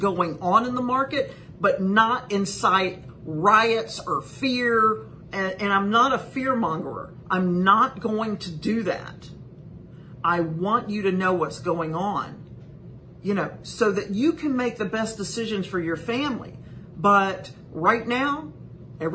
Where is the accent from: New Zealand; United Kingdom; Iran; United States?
United States; Whiteville, North Carolina; moved away; I'm from Columbus County. The great big metropolis of Whiteville is my hometown.